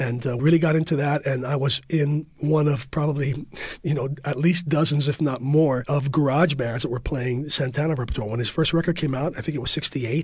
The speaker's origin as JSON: {"language": "English", "town": "San Francisco", "region": "California", "country": "United States", "tie": "born or raised there", "said": "I was born and raised in the Mission District, born on 22nd and Harrison and raised up on Bernal Heights"}